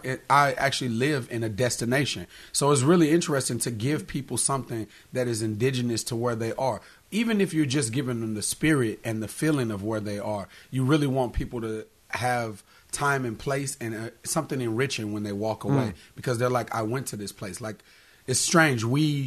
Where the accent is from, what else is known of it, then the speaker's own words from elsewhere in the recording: St. Louis, Missouri, United States; also born or lived in Baltimore, United States / Orlando, United States; No, I'm from St. Louis originally.